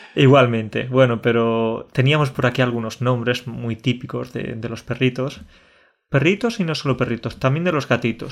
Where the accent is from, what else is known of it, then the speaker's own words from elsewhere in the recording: Spain; el dicho que tenemos en España